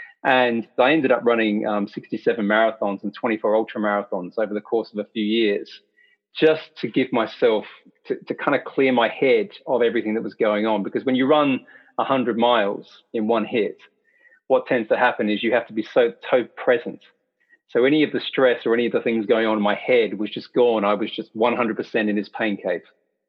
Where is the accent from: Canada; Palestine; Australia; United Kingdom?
Australia; born there; accent: hybrid Australian English; It's a hybrid Australian English accent, and I'll get into that. So I was born in Australia